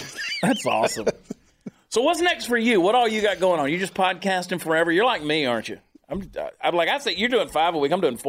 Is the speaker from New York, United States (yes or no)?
no; Georgia, United States; also born or lived in New Jersey; But no, I was born in New Jersey, of course. I 4 months of my life there and then grew up in Georgia. But I did. I bounced all over the world, really, and spent a lot of time in a lot of places.